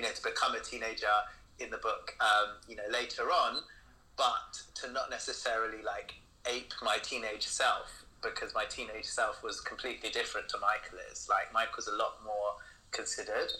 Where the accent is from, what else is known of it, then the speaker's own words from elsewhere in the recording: London, United Kingdom; moved away as an adult; now in Glasgow, United Kingdom; I'm originally from London, but I moved for love.